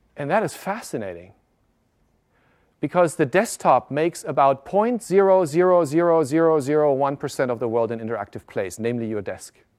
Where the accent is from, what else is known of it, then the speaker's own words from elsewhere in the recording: Germany; moved away; also born or lived in Japan; I live, I grew up in Germany